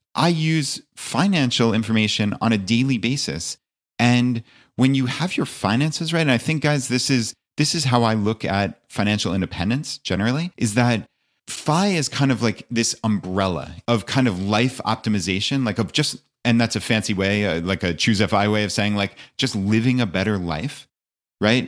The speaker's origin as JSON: {"language": "English", "region": "outside of New York City", "country": "United States", "tie": "born or raised there", "also_born_or_lived": "Long Island", "moved": "as an adult", "lives_now": "Virginia, United States", "said": "I actually live in Virginia, uh, though I grew up outside of New York City and lived most of my life there"}